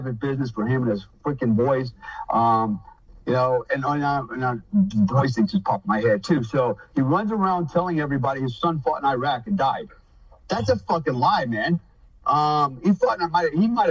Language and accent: English; United States; I'm an American, first of all.